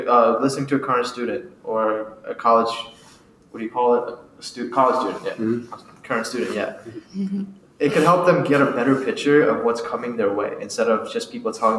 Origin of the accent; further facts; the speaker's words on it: Sussex County, Delaware, United States; also born or lived in India; I immigrated from India when I was about 7 to 8. We moved to Sussex County. I went to middle school and high school with the Woodbridge School District